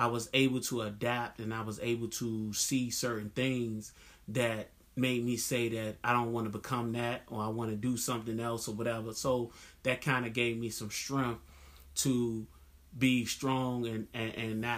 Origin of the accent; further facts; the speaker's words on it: Washington, District of Columbia, United States; growing up in Southeast